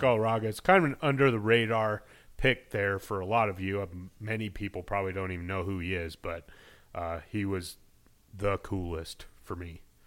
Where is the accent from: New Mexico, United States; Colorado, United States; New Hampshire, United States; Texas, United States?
Colorado, United States; Denver; growing up in Denver